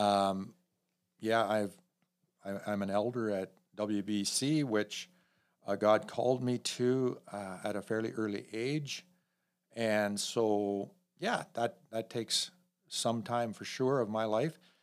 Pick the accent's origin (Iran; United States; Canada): Canada; north of Elmira, Mennonite country, Ontario; I grew up in, uh, about ten minutes north of Elmira in, the heart of Mennonite country, Old Order Mennonites